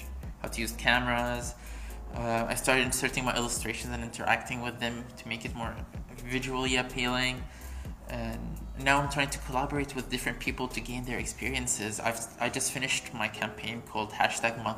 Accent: Bahrain; I'm from Bahrain

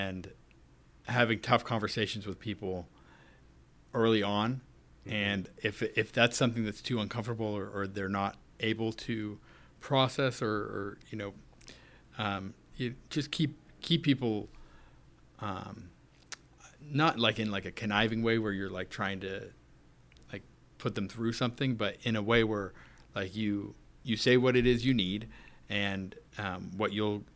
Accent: Orange County, California, United States; moved away; I was born and raised out in Orange County, California

